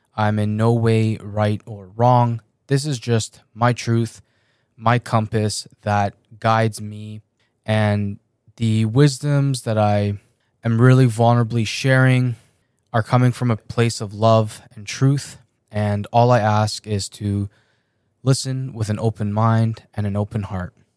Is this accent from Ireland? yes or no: no; Canada; also born or lived in Iran; I was born in Iran, and my family and I moved to Canada when I was seven years old.